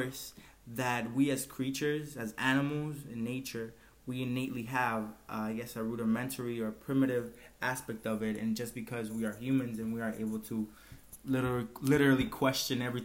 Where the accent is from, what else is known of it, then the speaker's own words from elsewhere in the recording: Dominican Republic; we are from the Dominican Republic